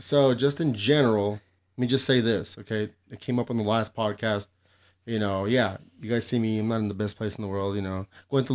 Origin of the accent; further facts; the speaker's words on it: United States; We're from El Paso, Las Cruces